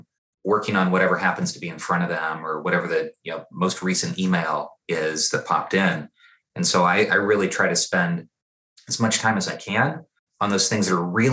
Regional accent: East Peoria, Illinois, United States; I got into this work growing up in East Peoria, Illinois

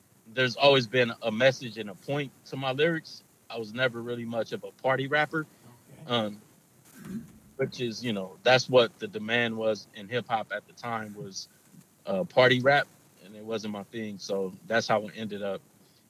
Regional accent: Los Angeles, California, United States; Los Angeles, kind of all over Los Angeles

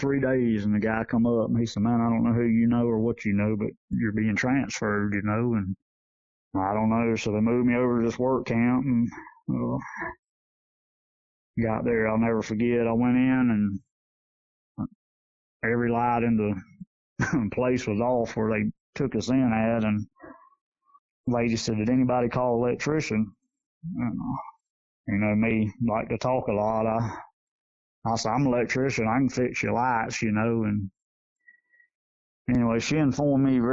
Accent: Yulee, Florida, United States; Yulee, my hometown I grew up

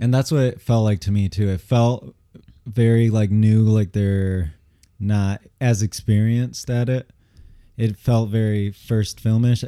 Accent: Michigan, United States; also born or lived in Angers, France; I'm from Michigan

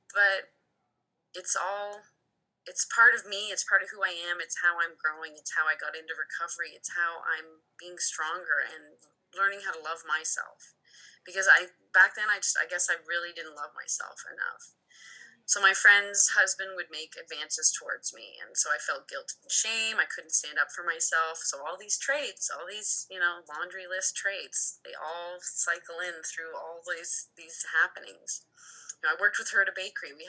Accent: Ontario, Canada; moved away as an adult; now in Alberta, Canada; I moved out west with my sister in 06. We moved from Ontario to um, Alberta, and we just wanted to go on an adventure.

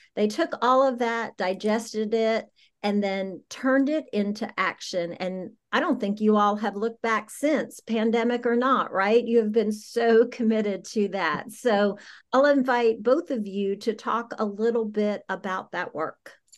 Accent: South Carolina, United States; moved away; I grew up in South Carolina

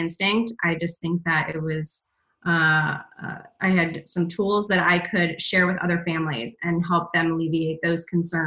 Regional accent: Michigan, United States; also born or lived in Atlanta, Georgia; now in Boston, United States; I grew up in Michigan, and then I was in Atlanta for about 13 years, and then about 3 years ago, I moved to Boston

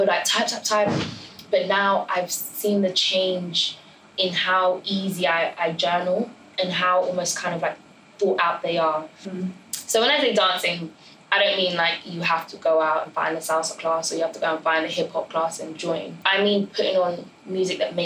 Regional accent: Ireland; now in United Kingdom; I grew up in Ireland for 12 years.

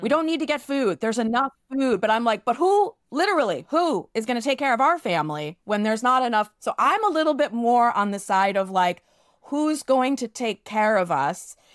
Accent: New York City, New York, United States; growing up in New York City

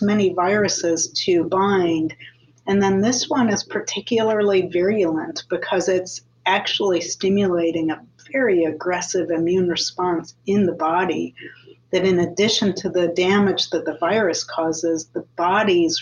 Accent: Iowa City, Iowa, United States; I grew up in Iowa City

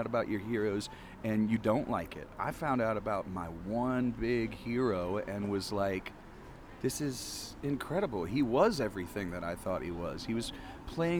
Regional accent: Midwest, United States; moved away as an adult; also born or lived in Nashville / Ann Arbor; now in Texas, United States; I'm originally from the Midwest

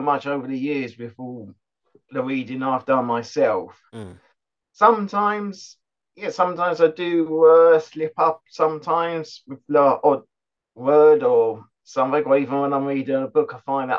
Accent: West Molesey, South East England, United Kingdom; I am from West Molesey in Surrey.

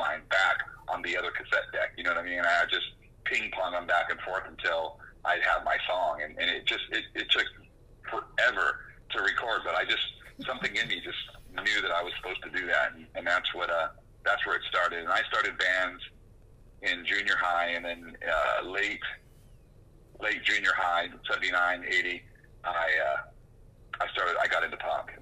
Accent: Oxnard, California, United States; moved away as an adult; also born or lived in Ventura, California / New York / New Orleans; I grew up in a small suburb just south called Oxnard

